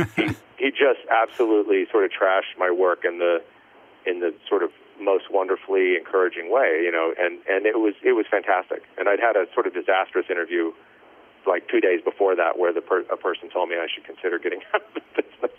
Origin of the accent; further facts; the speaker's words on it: El Paso, Texas, United States; moved away; also born or lived in Raleigh, North Carolina; I actually grew up in El Paso, Texas, um, West Texas